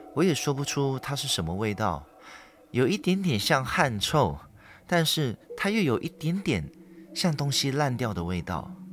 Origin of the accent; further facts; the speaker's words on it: Perak, Malaysia; 在马来西亚，我的家乡，霹雳州